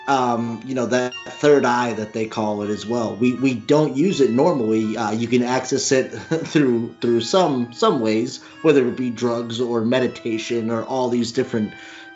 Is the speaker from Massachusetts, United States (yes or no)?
yes; Attleboro, Massachusetts, United States; I grew up in Attleboro, Massachusetts, Holla, New England